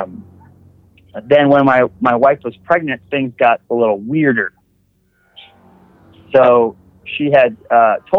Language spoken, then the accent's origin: English; Wisconsin, United States; now in West Virginia, United States; I'm from Wisconsin